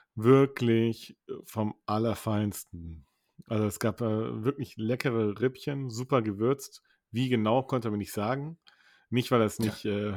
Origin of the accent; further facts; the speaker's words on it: Cologne, North Rhine-Westphalia, Germany; wir kommen aus Köln